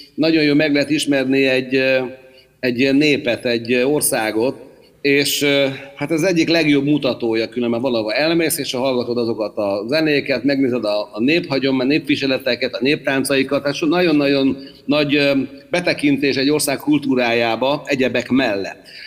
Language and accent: Hungarian; Hungary; magyar vagyok